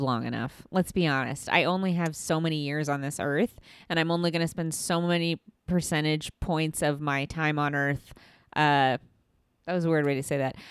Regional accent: Midwest, United States; I'm from the Midwest

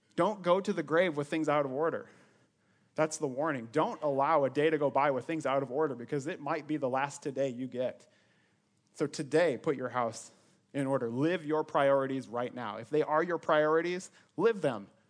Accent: Sioux Center, Iowa, United States; moved away as an adult; also born or lived in Ames, Iowa; I was born and raised in Northwest Iowa Sioux Center, twenty-three years of my life. That's where I grew up

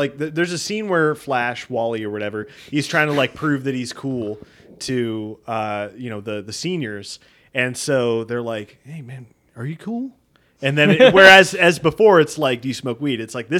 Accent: Texas, United States; we grew up in Texas

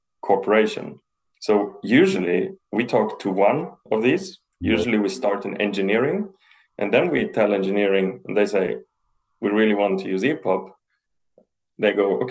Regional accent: Heidelberg, Baden-Württemberg, Germany; moved away as an adult; also born or lived in Italy; now in Sweden; I grew up in South Germany, in Heidelberg

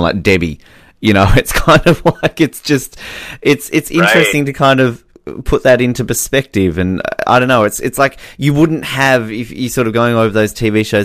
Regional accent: Australia; I'm Australian

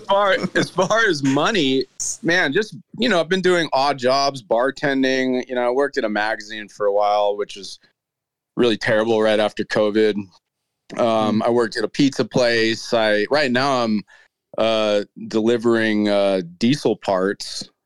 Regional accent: United States; also born or lived in Boulder City / Melbourne, Australia; now in Nashville, United States; being an American

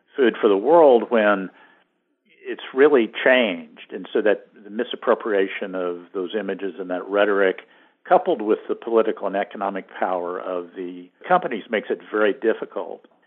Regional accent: Great Plains, United States; I grew up in the Great Plains

